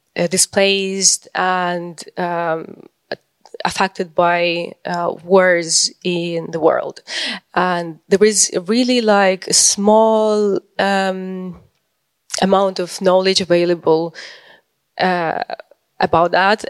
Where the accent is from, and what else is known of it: Ukraine